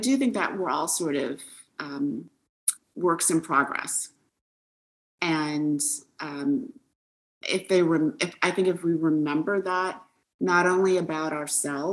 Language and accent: English; Detroit, Michigan, United States; moved away as an adult; I grew up in Detroit